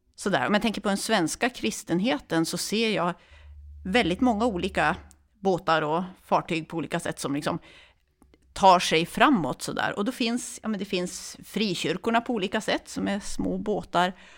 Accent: Örnsköldsvik, Västernorrland County, Sweden; moved away as an adult; now in Uppsala, Sweden; Jag kommer från Övik från början, så jag är norrlänning.

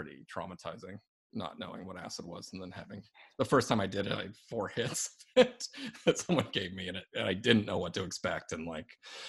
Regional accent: Albuquerque, New Mexico, United States; growing up in Albuquerque

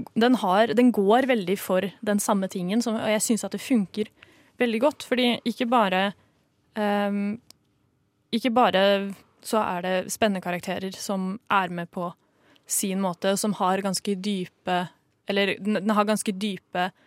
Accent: Norway; vi som nordmenn

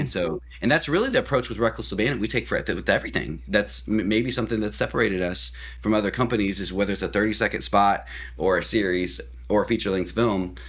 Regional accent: Columbia, Missouri, United States; moved away as an adult; now in Oklahoma, United States; I'm actually from Missouri originally, in Columbia, Missouri area.

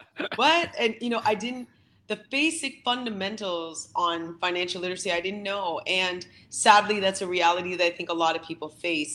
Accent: Canada; my family is from the Philippines, but I was born and raised here in Canada

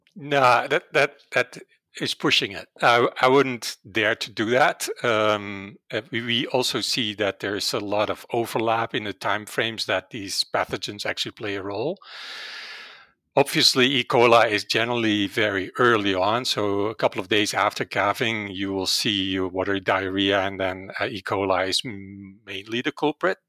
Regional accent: Netherlands; English is a second language; moved away as an adult; now in Calgary, Canada; originally, I'm from the Netherlands, and that's probably where my accent comes

